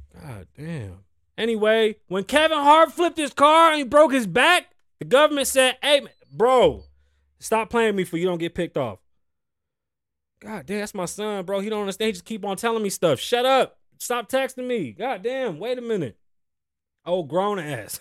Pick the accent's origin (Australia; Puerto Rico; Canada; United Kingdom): Puerto Rico; moved away; I'm further and further apart from my island and from where I'm from.